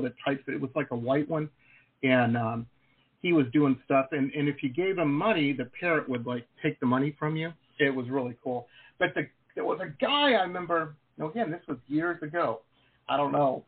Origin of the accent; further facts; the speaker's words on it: Detroit, Michigan, United States; moved away; I grew up in Detroit